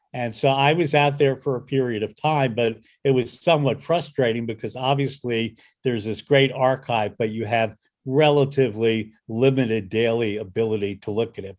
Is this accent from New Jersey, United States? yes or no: yes; outside New York City, New Jersey, United States; I grew up outside of New York City in New Jersey